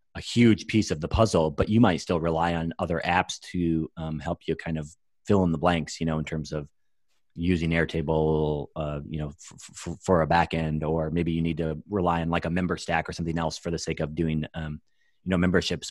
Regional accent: Iowa, United States; I'm from Iowa

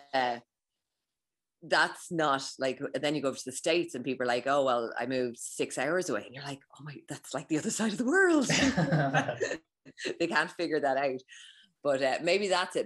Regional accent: Ireland; as someone who's Irish

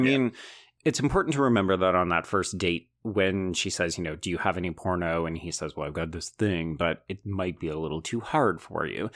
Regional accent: Canada; growing up Canadian

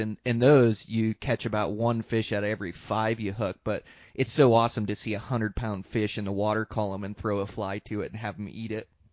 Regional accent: Montana, United States; moved away; Montana, my home state

